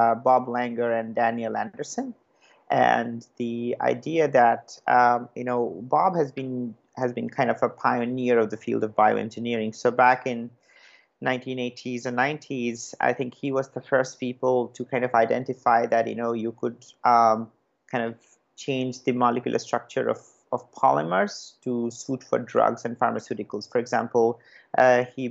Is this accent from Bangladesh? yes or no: no; Kolkata, West Bengal, India; moved away as an adult; also born or lived in Kharagpur; I was born and brought up in Calcutta